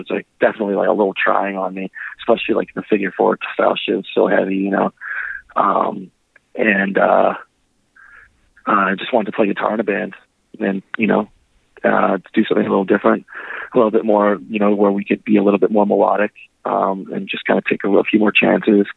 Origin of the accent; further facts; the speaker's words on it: Winnipeg, Manitoba, Canada; my hometown Winnipeg, where I grew up